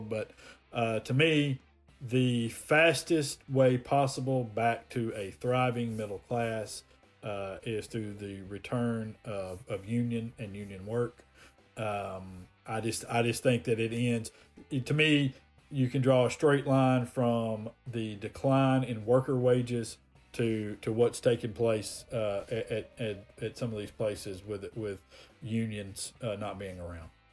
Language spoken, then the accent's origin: English; Montgomery, Alabama, United States; I'm from Montgomery